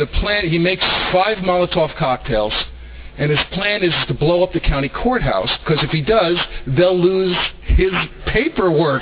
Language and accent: English; New York City, New York, United States; now in Van Nuys, United States; I was brought up in the Bronx in New York City